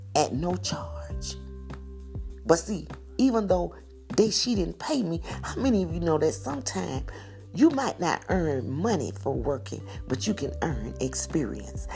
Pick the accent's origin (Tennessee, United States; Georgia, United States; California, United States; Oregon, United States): Georgia, United States; hometown near Macon; moved away as an adult; my hometown